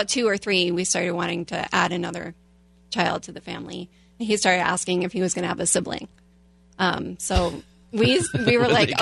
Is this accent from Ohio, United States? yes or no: no; Hudson, New Hampshire, United States; now in Lake Forest, United States; I'm from Hudson, New Hampshire.